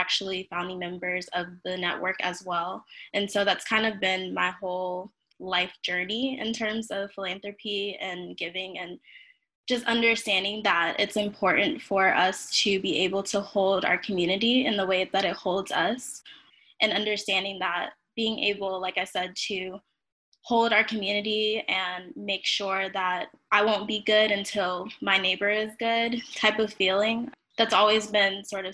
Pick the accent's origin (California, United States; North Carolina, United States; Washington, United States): North Carolina, United States; Raleigh; I am from Raleigh, North Carolina. And I grew up in a household